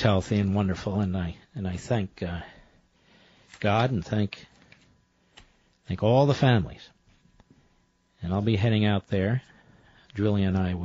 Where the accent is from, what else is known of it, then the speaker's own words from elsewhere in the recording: Philadelphia, Pennsylvania, United States; Growing up in Philadelphia